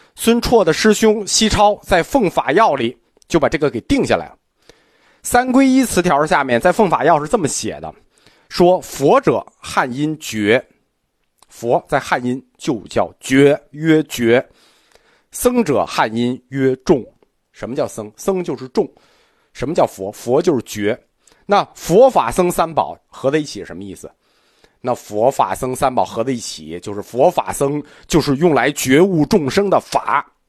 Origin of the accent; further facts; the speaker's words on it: China; 我们中国人一直是用这种角度去看佛陀，并且实践佛陀信仰吧